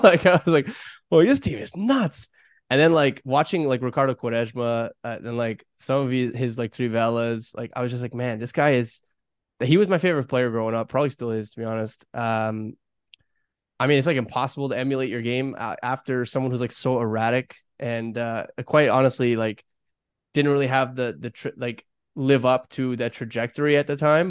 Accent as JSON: {"language": "English", "town": "Toronto", "region": "Ontario", "country": "Canada", "tie": "born or raised there", "said": "I grew up in Toronto"}